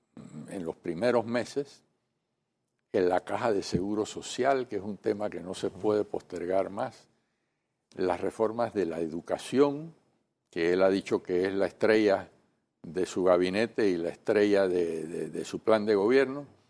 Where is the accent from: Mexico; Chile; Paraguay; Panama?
Panama; nosotros como panameños